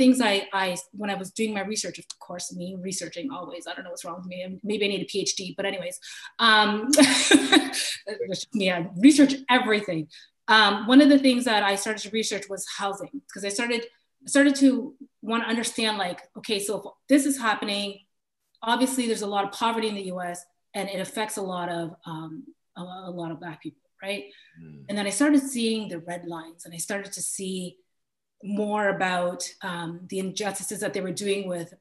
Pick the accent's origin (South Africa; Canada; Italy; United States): Canada; Kitchener, Ontario; I grew up in Kitchener, Ontario.